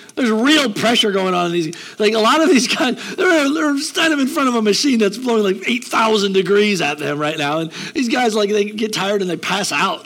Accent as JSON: {"language": "English", "country": "United States", "said": "We're American"}